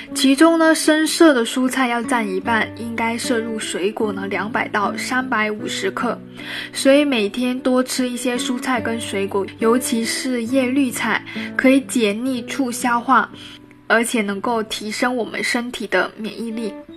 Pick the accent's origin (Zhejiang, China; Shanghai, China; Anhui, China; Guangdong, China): Guangdong, China; 从小在广东长大的我呢